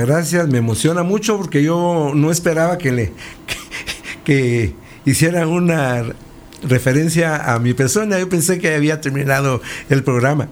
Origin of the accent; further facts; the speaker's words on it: Guatemala; como un guatemalteco, historiador